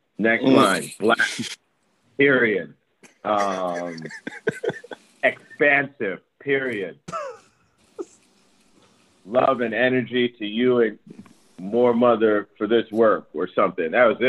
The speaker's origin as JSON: {"language": "English", "region": "Maryland", "country": "United States", "said": "We're both from Maryland"}